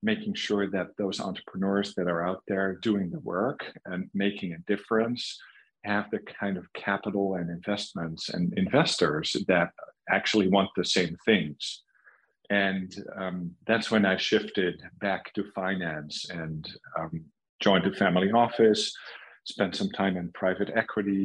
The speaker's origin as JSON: {"language": "English", "country": "Netherlands", "tie": "born or raised there", "also_born_or_lived": "south of Germany / New York", "moved": "as an adult", "said": "I grew up in the Netherlands"}